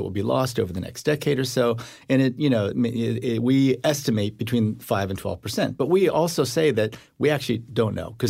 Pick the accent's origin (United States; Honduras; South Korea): South Korea; born there; Because South Korea, when I was born in 1959 in South Korea, the World Bank would not give a loan to South Korea